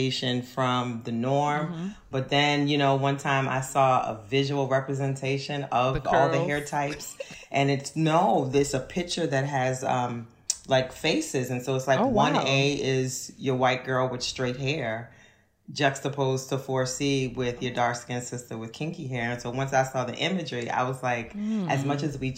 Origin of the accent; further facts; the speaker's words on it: New Orleans, Louisiana, United States; moved away as an adult; also born or lived in Kenner, Louisiana; now in Philadelphia, United States; I am from Uptown New Orleans